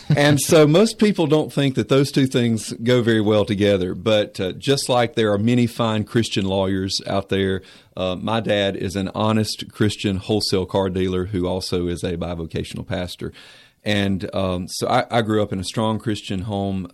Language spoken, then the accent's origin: English; Mount Airy, North Carolina, United States; I'm from Mount Airy, North Carolina, Mayberry.